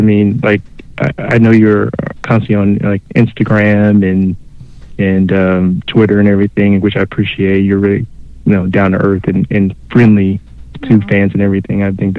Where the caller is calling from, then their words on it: Illinois, United States; Hey, how you doing? … from Illinois.